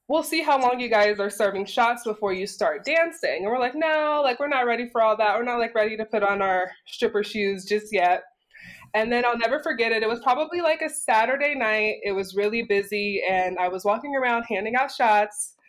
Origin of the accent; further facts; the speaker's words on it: United States; I grew up in the U.S.